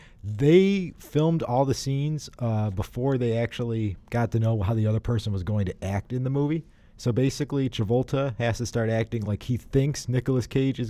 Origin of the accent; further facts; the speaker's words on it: the South, United States; I am from the South, so I can do it too.